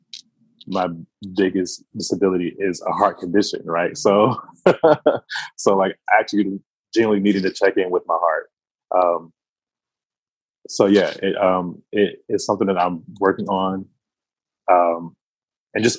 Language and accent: English; Wilmington, North Carolina, United States; I come from a small city in North Carolina called Wilmington, North Carolina. And I grew up there on the north side of that city